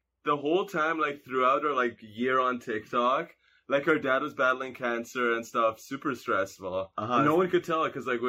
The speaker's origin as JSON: {"language": "English", "country": "Canada", "tie": "born or raised there", "first_language": "Hungarian", "second_language": "English", "said": "we are Canadian. Canada. But yeah, we're Hungarian."}